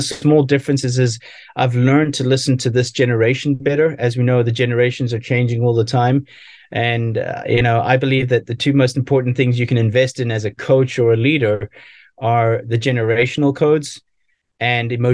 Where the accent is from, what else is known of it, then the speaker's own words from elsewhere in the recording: South Africa; growing up in South Africa, playing a lot of sports